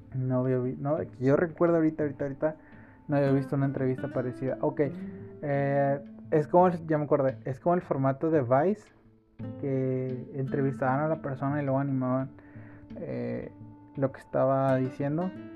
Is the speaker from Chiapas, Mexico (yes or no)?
no; Santa Catarina, Nuevo León, Mexico; Soy de Monterrey por si no lo había notado. Este, bueno, soy de Santa Catarina, entonces me quedé cerca de San Pedro.